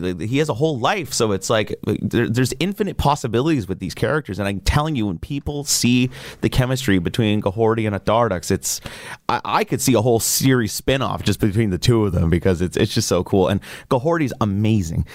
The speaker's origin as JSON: {"language": "English", "town": "Kahnawake", "region": "Quebec", "country": "Canada", "tie": "born or raised there", "also_born_or_lived": "Montreal", "said": "growing up being Mohawk from Ganawage, I mean, like, growing up on the Reds"}